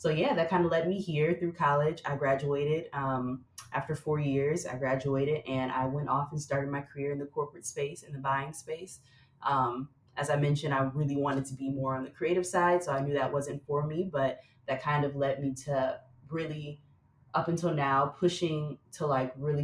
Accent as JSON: {"language": "English", "town": "Flint", "region": "Michigan", "country": "United States", "tie": "born or raised there", "moved": "yes", "lives_now": "New York City, United States", "said": "I grew up in Flint, Michigan"}